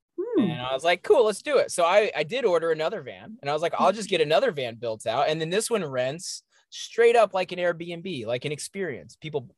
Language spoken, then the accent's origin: English; East Coast, United States; I'm from the East Coast, and I remember leaving and I was like, I want to do my rite of passage.